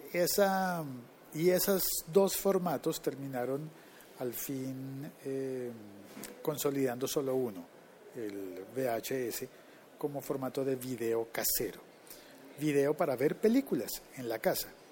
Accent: Colombia

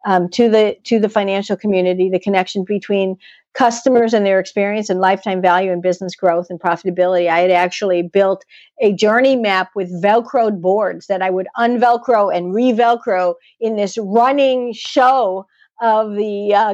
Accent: Chicago, Illinois, United States; moved away; growing up in Chicago

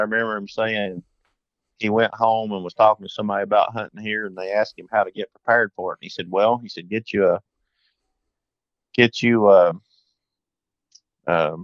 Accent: Greene County, Tennessee, United States; also born or lived in Madison County, North Carolina; I was born in Greene County, Tennessee, and our hunting was mostly here and in Madison County, North Carolina

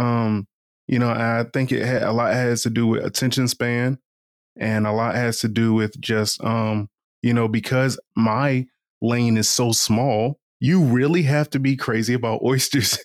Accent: Eastern Shore of Virginia, United States; moved away; also born or lived in Washington, D.C.; I'm from the Eastern Shore of Virginia

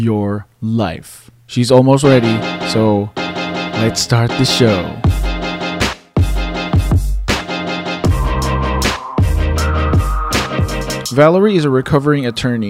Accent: Philippines; moved away; growing up in the Philippines

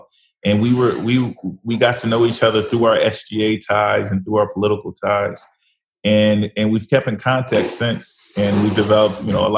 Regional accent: Los Angeles, California, United States; I'm from Los Angeles, so regionally different.

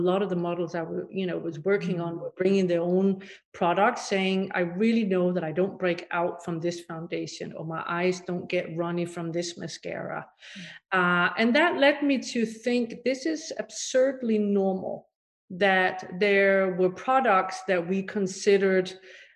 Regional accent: Denmark; moved away; also born or lived in Paris; And I'm originally from Denmark. I grew up over there in a very different sort of set of environment on a farm

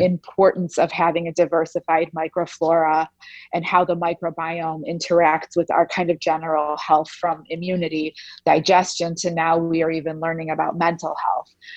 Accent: Chicago, Illinois, United States; also born or lived in Soviet Union; my parents and I were refugees from the former Soviet Union. Um, and we left uh, through a small slit in the Iron Curtain and came to the United States and settled in Chicago in 1976 when I was just one.

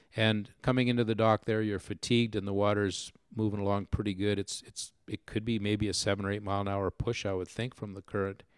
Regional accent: Manitoba, Canada; the Manitoba team was represented primarily from from man from from my hometown and the area just very nearby

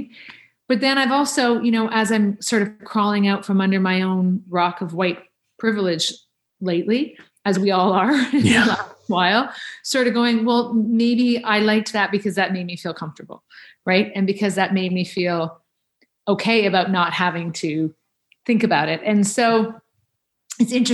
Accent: Canada; as a Canadian actor

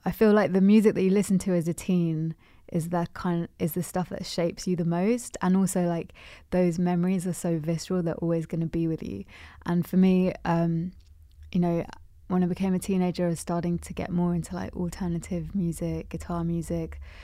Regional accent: London, United Kingdom; I'm in Londoner, born and bred

